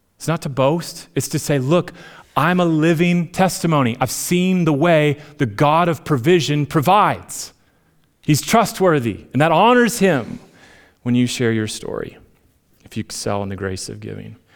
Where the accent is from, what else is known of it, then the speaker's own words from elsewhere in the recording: Minnesota, United States; moved away; I'm, I'm Minnesotan at heart